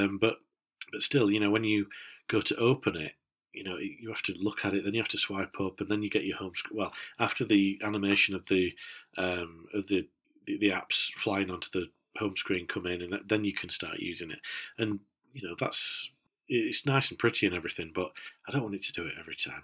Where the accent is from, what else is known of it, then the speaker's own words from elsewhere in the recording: Yorkshire and the Humber, United Kingdom; as a Yorkshireman